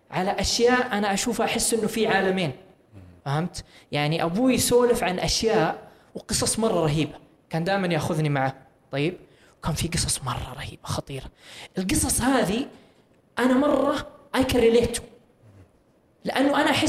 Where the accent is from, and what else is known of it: Saudi Arabia